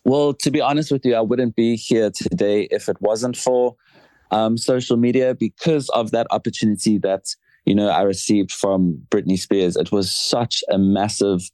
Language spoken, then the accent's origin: English; South Africa; moved away as an adult; now in London, United Kingdom; being South African and I'm based here in London